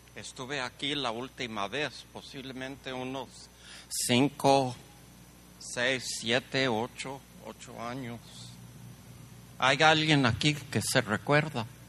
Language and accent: Spanish; El Paso, Texas, United States; yo crecí, yo crecí en un, pueblito allí en El Paso